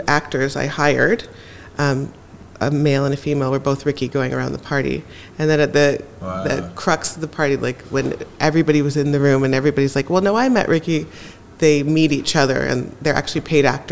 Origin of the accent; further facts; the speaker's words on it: Jamaica; I'm also Jamaican